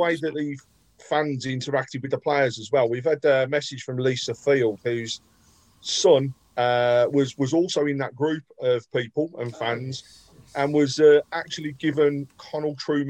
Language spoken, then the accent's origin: English; Birmingham, West Midlands, United Kingdom; Born and bred at Bromley, mate. I was in Kings Norton. Forever there.